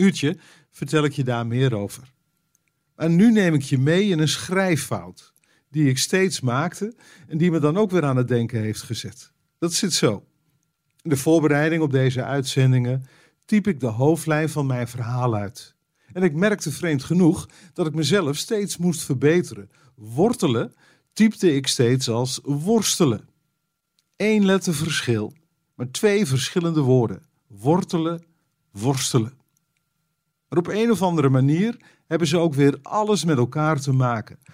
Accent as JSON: {"language": "Dutch", "country": "Netherlands", "said": "als Nederlander"}